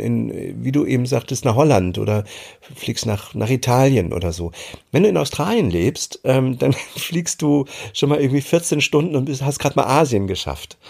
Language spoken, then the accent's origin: German; East Germany, Germany; moved away as an adult; also born or lived in Hamburg; now in Mecklenburg, Germany; ich bin damals äh, in der DDR groß geworden